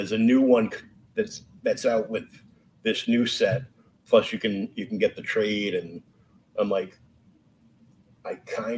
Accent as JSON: {"language": "English", "town": "Boston", "region": "Massachusetts", "country": "United States", "said": "I'm from the Boston area"}